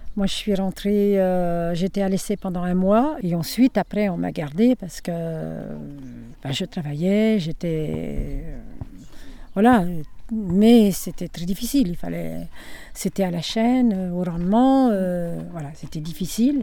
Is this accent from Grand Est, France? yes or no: no; Nevers, Bourgogne-Franche-Comté, France; now in Saône-et-Loire, France; je suis née le 1er mai 1942. Et je suis née à Nevers. Et je suis euh, en Saône-et-Loire actuellement